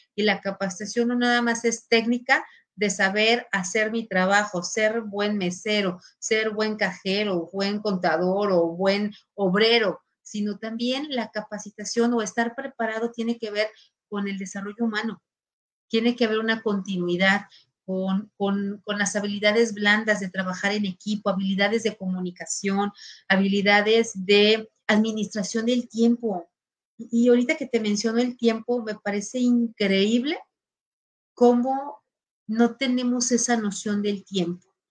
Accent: Mexico; soy mexicana

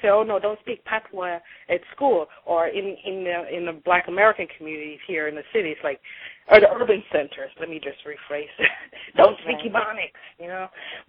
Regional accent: Jamaica; say I'm Jamaican, so when I took on, my ancestors took on African and English, and we kind of hodgepodged it.

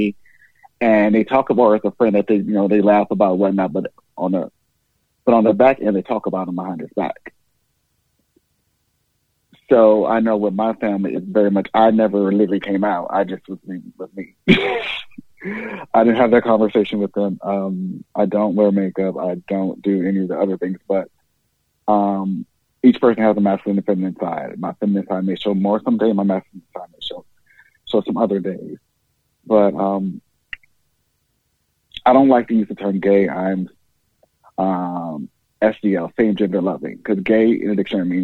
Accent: Georgia, United States; moved away as an adult; now in New York, United States; I grew up in Georgia

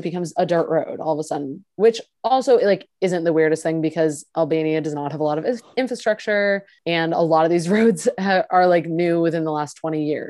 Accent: Maine, United States; I'm from Maine, like that's like half my town

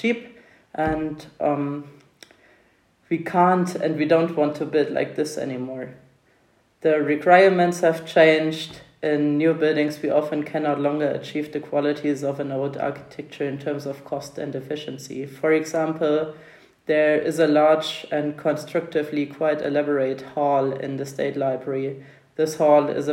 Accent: Thuringia, Germany; I grew up in Thuringia in the 1990s

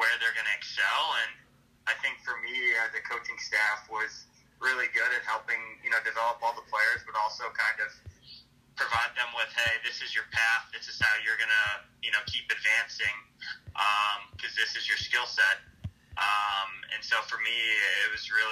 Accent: Missouri, United States; moved away as an adult; I'm from Missouri

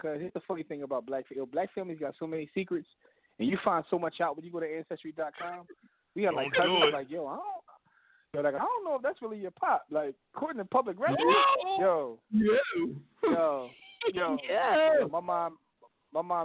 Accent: Philadelphia, Pennsylvania, United States; I came from Philly

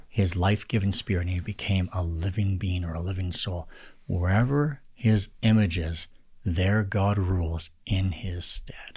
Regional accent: Alberta, Canada; I was born and raised in Alberta

